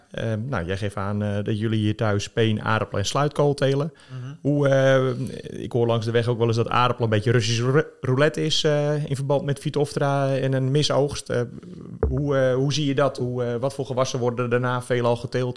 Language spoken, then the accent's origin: Dutch; Netherlands; wij Nederlanders